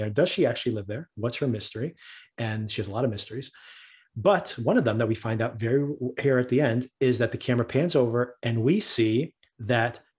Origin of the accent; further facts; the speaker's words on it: Newark, New Jersey, United States; I grew up in Newark, which is a city right across the street from New York, right across the river from New York